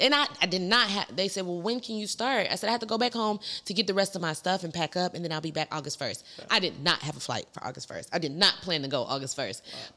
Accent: Atlanta, Georgia, United States; also born or lived in St. Louis / Arizona / Stone Mountain; I'm raised in Atlanta. I've been here. I was born in St. Louis. Immediately from being born, moved to Arizona.

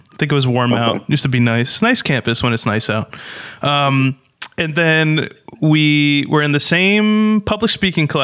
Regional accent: New Jersey, United States; we're from Jersey.

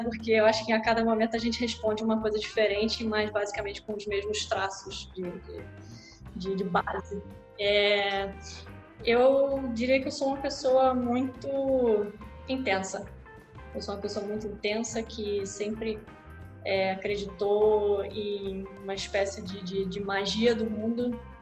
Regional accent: Rio de Janeiro, Brazil; eu nasci, sou carioca da gema, né? Nasci no Rio de Janeiro, em Copacabana, plena Copacabana, e morei boa parte da minha vida nesse bairro

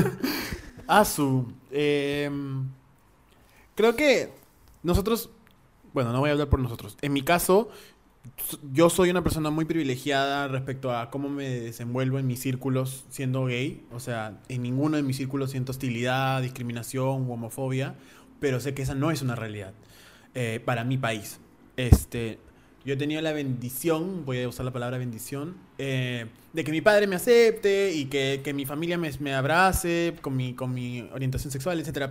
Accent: Peru; also born or lived in United States; yo soy peruano

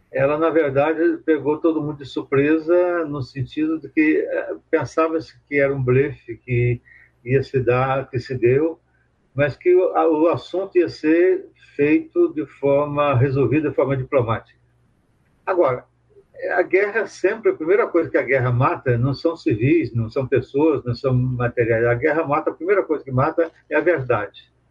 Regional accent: Brazil; born or raised there; moved away; also born or lived in Chile / Mexico / Belgium / France

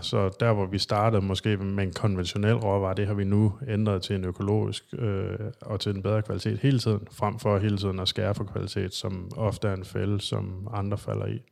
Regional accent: Thy, North Denmark Region, Denmark; moved away as an adult; also born or lived in Aalborg; now in Copenhagen, Denmark; jeg er jo rent faktisk jyde. Jeg er fra Thy, men øh, flyttede til København i 2005

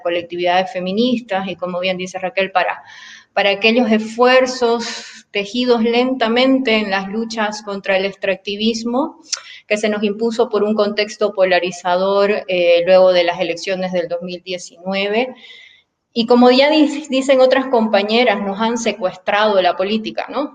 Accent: Bolivia; moved away as an adult; now in Puebla, Mexico; soy boliviana

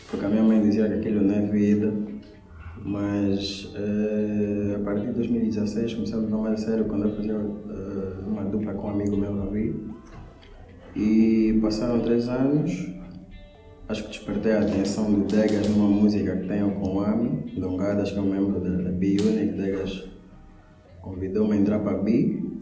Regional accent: Luanda, Luanda Province, Angola; cresci e vivo em Luanda

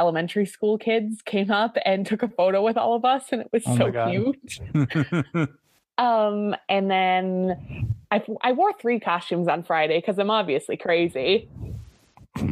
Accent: Newfoundland and Labrador, Canada; I'm from Newfoundland, which is like on the very east coast of Canada

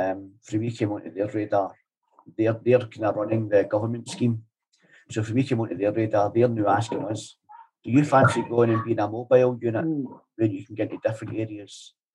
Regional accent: Paisley, Scotland, United Kingdom; I remember back when I was growing up in Fergusy where people were running about chasing each other with sticks and knives and everything in the streets.

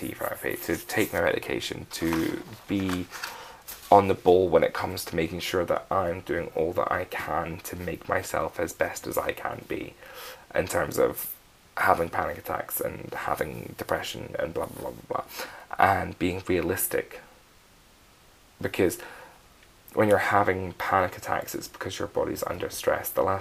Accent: Scotland, United Kingdom; I'm Scottish.

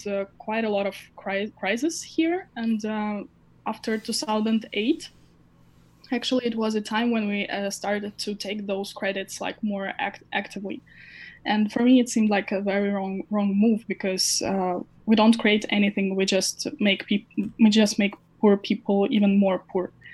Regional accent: Ukraine; I was born in Ukraine and uh, I still like have my family here.

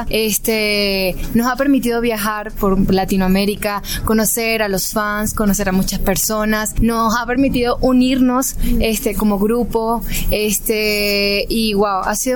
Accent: Venezuela; actriz de doblaje de voz venezolana

